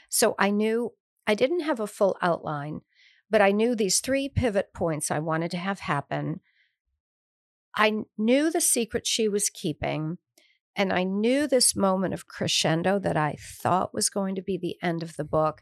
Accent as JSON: {"language": "English", "town": "Detroit", "region": "Michigan", "country": "United States", "also_born_or_lived": "Watch Hill, Rhode Island", "moved": "yes", "said": "I'm from Detroit."}